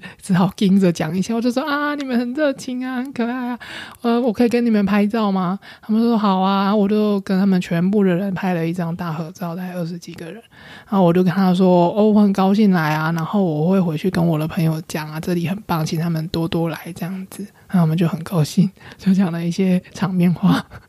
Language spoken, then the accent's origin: Chinese; Taiwan; 我从台湾来啊